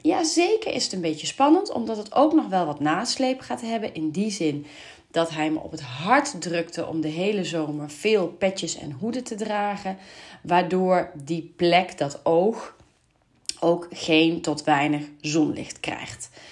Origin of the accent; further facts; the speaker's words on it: Venlo, Limburg, Netherlands; moved away; ik kom uit Venlo